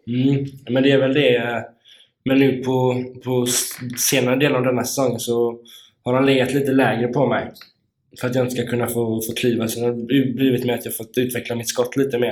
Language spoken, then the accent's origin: Swedish; Kungsbacka, Halland County, Sweden; moved away; Jag är ju uppväxt i Kungsbacka.